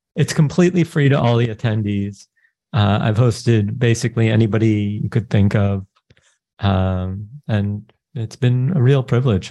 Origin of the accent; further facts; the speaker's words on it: New York, United States; I'm born to Israeli parents. I grew up in New York.